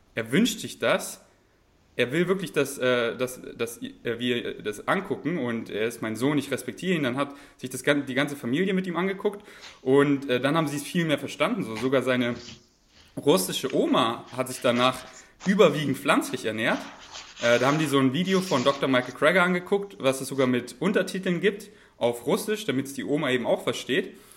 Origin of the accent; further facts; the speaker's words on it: Bavaria, Germany; moved away; ich komme ja aus, aus Bayern